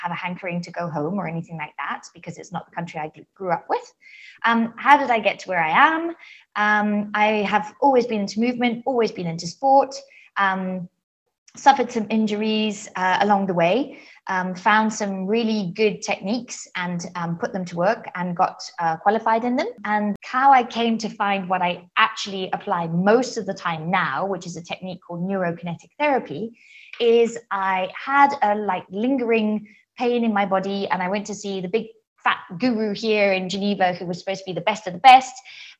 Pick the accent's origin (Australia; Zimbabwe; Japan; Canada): Zimbabwe; now in Switzerland; I live in Switzerland. I think it's the sixth country that I've lived in. I'm originally from Zimbabwe.